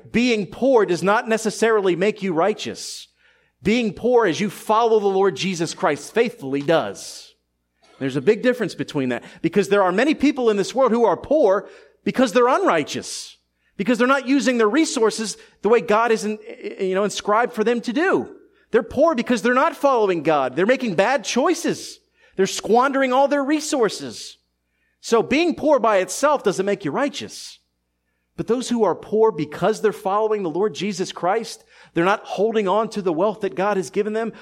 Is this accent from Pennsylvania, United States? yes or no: yes; Philadelphia, Pennsylvania, United States; a teenager growing up in Philadelphia in the early nineties